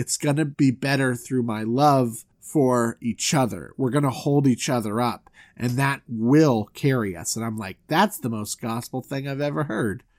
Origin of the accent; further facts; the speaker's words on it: Southwest Florida, United States; also born or lived in Orlando; I'm from Southwest Florida